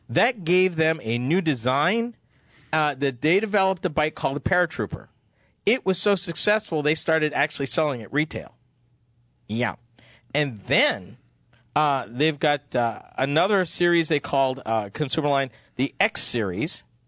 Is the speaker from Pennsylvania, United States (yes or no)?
no; Massachusetts, United States; I'm from Massachusetts